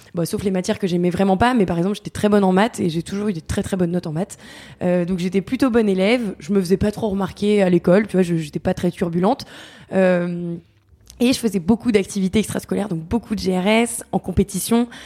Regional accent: Paris, Île-de-France, France; moved away as an adult; also born or lived in Montreal, Canada; j'avais quitté Paris à 18 ans

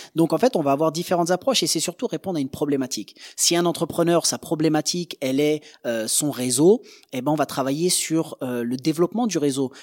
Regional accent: Angers, Pays de la Loire, France; on vient d'une petite ville d'Angers

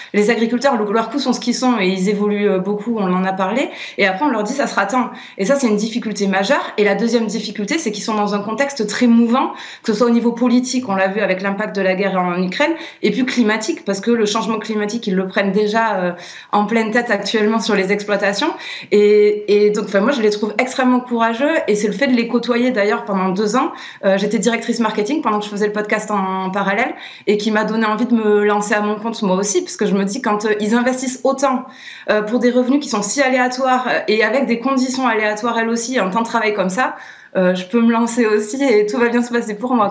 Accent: Landes, Nouvelle-Aquitaine, France; moved away; also born or lived in Paris; j'ai quitté Paris, je me suis rapprochée de mes Landes natales

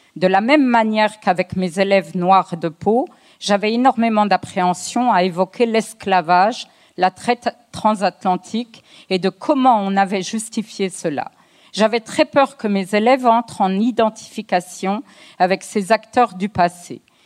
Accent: France; je suis née en France, j'ai la nationalité française. Euh, mes parents sont d'origine algérienne

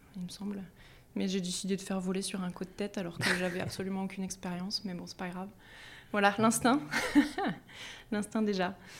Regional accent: Compiègne, Hauts-de-France, France; moved away as an adult; also born or lived in Grenoble; J'ai grandi en Picardie, voilà, à Compiègne

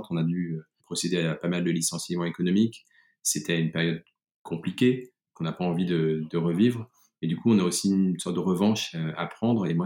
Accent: France; moved away as an adult; now in Germany; J'ai quitté le groupe, mais j'ai surtout quitté le pays, j'ai quitté la France. quelques jours avant l'explosion de, la crise des premiers confinements français, je suis parti en Allemagne pour raison personnelle, puisque mon épouse est allemande

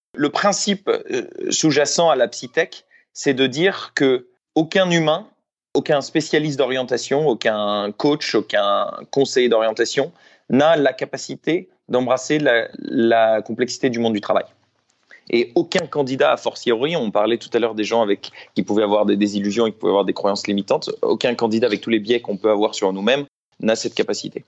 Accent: France; je suis français, j'ai 27 ans

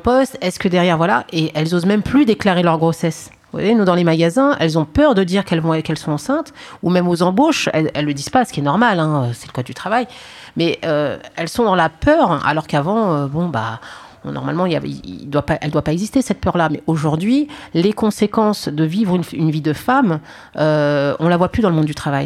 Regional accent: Paris, Île-de-France, France; je suis née en France, je suis née au Paris 20, j'ai fait mes études en France

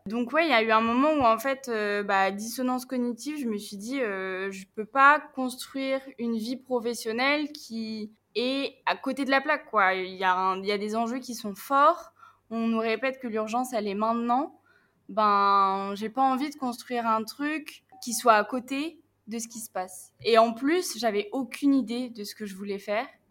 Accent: Picardy, Hauts-de-France, France; moved away; j'ai 24 ans, euh, je viens de Picardie

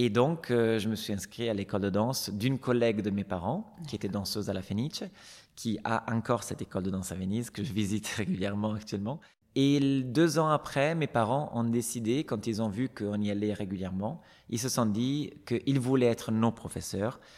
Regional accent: Stockholm, Stockholm County, Sweden; born there; Et donc, en fait, je suis née à Stockholm, mais je n'ai

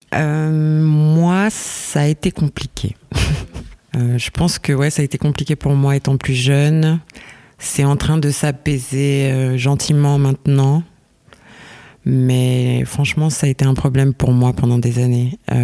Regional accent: Lausanne, Vaud, Switzerland; je viens de, je viens de Lausanne

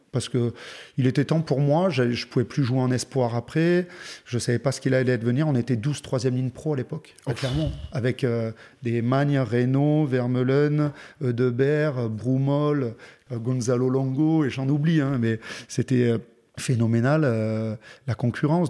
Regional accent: Montélimar, Auvergne-Rhône-Alpes, France; moved away; also born or lived in Aix-en-Provence / Villeurbanne / Clermont-Ferrand; J'ai grandi, euh, dans le sud-est, à Montélimar

